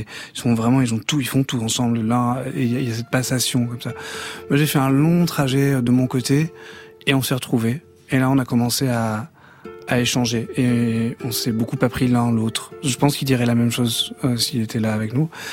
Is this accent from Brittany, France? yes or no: no; Banyuls-sur-Mer, Occitania, France; Bagnoul-sur-Mer, mon village natal, enfin là où j'ai grandi